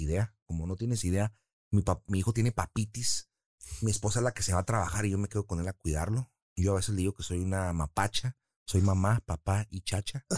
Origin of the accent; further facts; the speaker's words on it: Tijuana, Baja California, Mexico; also born or lived in San Diego; Yo nací en San Diego, pero tengo la nacionalidad, nacionalidad también de Tijuana y mexicana